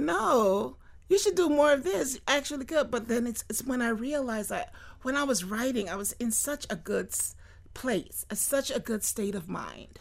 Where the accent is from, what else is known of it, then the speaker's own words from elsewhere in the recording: Fort Lauderdale, Florida, United States; I grew up in Fort Lauderdale